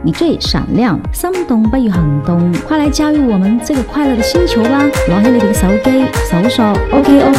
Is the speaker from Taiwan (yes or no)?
no; Guangzhou, Guangdong, China; 大家好啊，我係嚟自二群廣州嘅